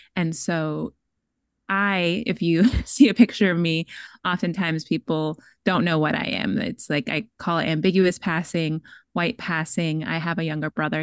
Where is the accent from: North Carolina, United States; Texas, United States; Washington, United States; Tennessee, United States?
Washington, United States; Seattle; I'm from Bellsbow, I'm from Seattle